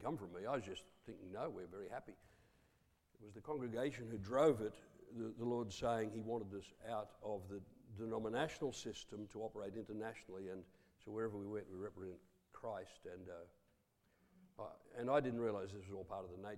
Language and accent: English; Coffs Harbour, New South Wales, Australia; also born or lived in Taree / Papua New Guinea; now in Rockhampton, Australia; born in Taree, half my growing up in Coffs Harbour.